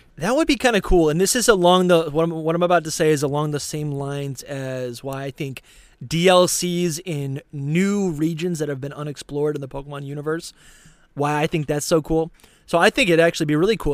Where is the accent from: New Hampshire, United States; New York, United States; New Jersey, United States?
New Hampshire, United States; I grew up in New Hampshire